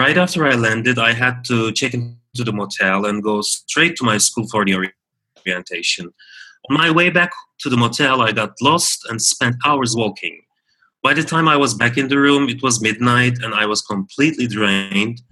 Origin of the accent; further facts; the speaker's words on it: Istanbul, Turkey; also born or lived in San Francisco, United States; Right after I graduated from college, I moved from Istanbul to San Francisco for my MBA degree.